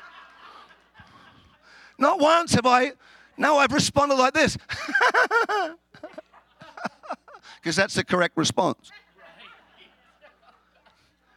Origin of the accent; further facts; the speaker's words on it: Australia; now in Chicago, United States; I'm an Australian, if you haven't guessed. I live in America.